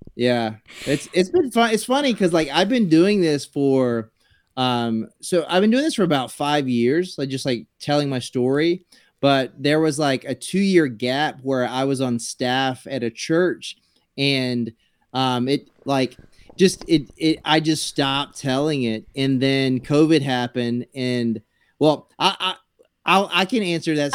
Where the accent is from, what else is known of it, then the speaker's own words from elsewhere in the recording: South Carolina, United States; moved away; I grew up in South Carolina